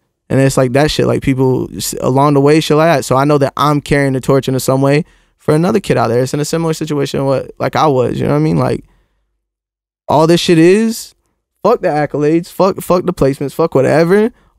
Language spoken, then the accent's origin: English; Florida, United States; That's where I come from Florida.